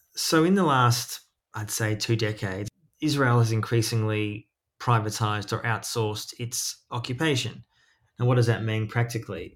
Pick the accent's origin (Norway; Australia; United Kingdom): Australia; moved away; also born or lived in East Jerusalem; I was born in Australia, but I lived often overseas.